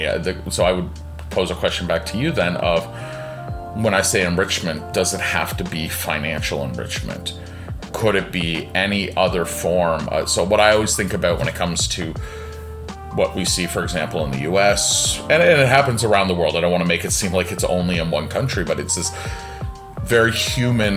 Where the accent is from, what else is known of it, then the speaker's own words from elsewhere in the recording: Canada; also born or lived in Toronto / Japan; I am in Canada. I'm Canadian.